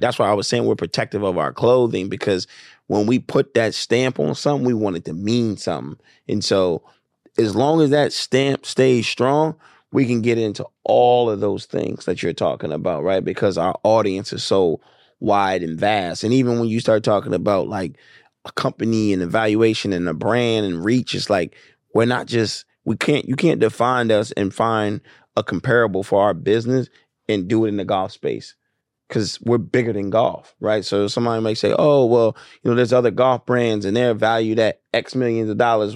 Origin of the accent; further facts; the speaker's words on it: Wilmington, Delaware, United States; moved away as an adult; also born or lived in Atlanta, Georgia; I grew up in Wilmington, Delaware